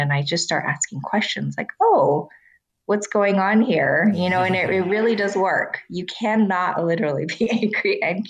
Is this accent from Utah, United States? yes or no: yes; Salt Lake City, Utah, United States; I grew up in Salt Lake City, Utah, in a time where, you know, someone in my class in second grade goes, what, you know, who in this class isn't Mormon?